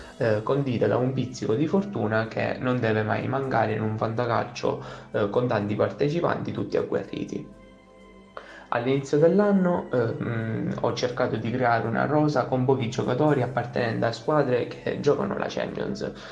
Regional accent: Italy; vengo da Ciriale

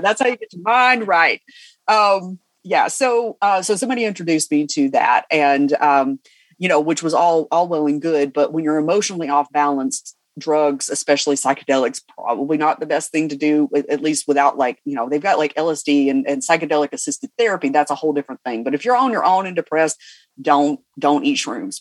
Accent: Cumming, Georgia, United States; I'm from Cumming, Georgia.

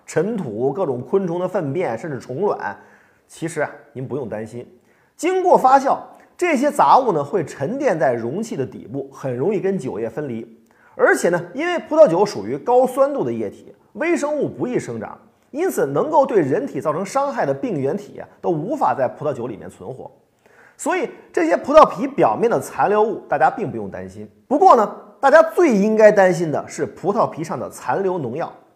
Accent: China; 我们中国人

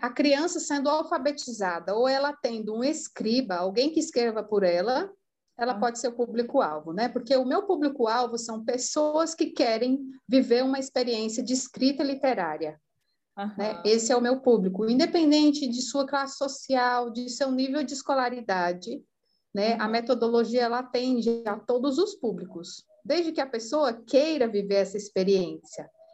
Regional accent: Ceará, Brazil; also born or lived in São Paulo; Eu sou paulistana de nascimento, é, cearense de criação e italiana de coração

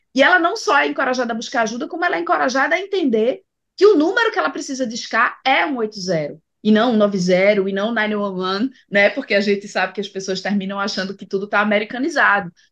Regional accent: Pernambuco, Brazil; como boa pernambucana eu sou bairrista

